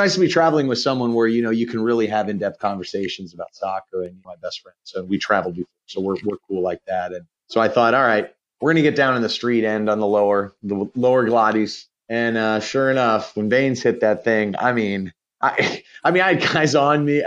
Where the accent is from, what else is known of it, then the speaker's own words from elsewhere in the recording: Pittsburgh, Pennsylvania, United States; I grew up in Pittsburgh